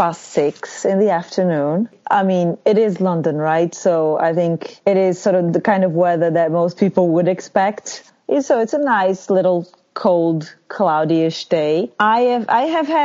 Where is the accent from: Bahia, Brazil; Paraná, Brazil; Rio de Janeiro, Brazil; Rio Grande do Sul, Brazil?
Bahia, Brazil; Feira de Santana; moved away; also born or lived in Salvador, Brazil / São Paulo, Brazil; I'm from Feira de Santana, which is sort of the second city in the state